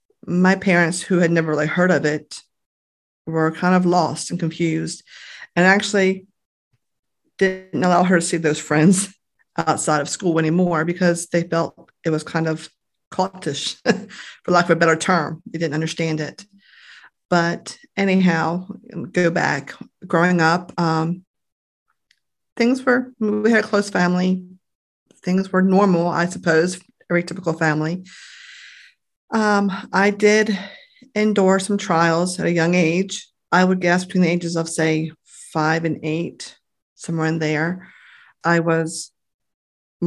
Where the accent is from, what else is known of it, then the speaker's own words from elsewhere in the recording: Grasonville, Maryland, United States; I grew up in Graysonville, I guess probably about a half hour or so from here